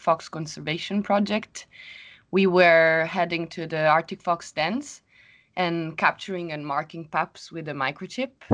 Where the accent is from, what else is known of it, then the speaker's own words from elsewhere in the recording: Rome, Lazio, Italy; moved away as an adult; now in Sweden; I come from Rome. And now I live in Sweden.